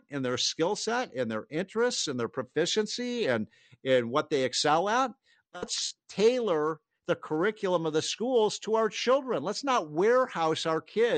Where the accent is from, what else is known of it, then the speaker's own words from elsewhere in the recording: Chicago, Illinois, United States; moved away; I'm from Chicago